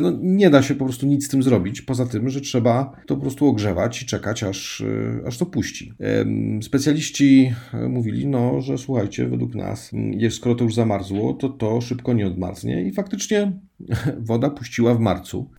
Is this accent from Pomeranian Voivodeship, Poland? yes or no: yes; Gdańsk, Pomeranian Voivodeship, Poland; moved away as an adult; now in Szczeliniec, Poland; pochodzę z Gdańska, 40 lat mieszkałem w Gdańsku